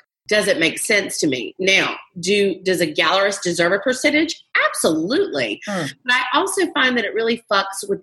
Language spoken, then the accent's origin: English; the South, United States; I was brought up in the South to be a trophy wife